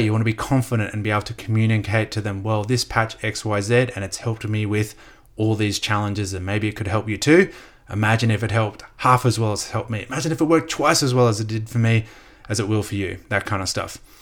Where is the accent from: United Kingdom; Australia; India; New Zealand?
Australia; also born or lived in United States; I'm Australian